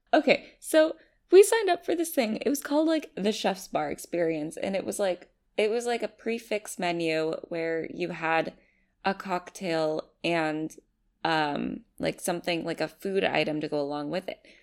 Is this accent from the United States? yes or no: yes; United States; I'm just an American